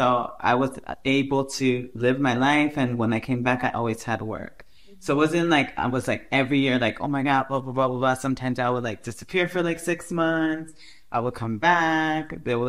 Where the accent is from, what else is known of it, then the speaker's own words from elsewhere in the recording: San Diego, California, United States; also born or lived in Europe; now in New York, United States; I'm from San Diego originally, but I've been living most of my life in New York and Europe.